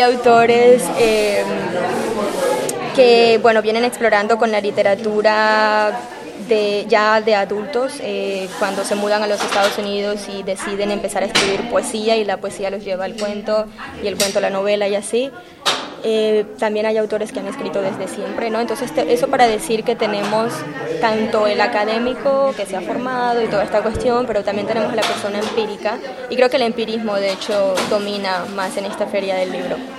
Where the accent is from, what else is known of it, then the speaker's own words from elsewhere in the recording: Colombia; moved away as an adult; now in Chicago, United States; yo llego a la Universidad de Chicago como una colombiana que está estudiando literatura latinoamericana